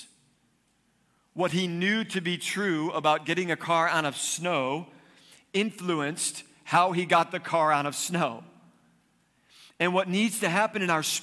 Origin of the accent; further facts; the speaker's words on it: East Coast, United States; now in Arizona, United States; I grew up on the East Coast, which means we had snow in the winter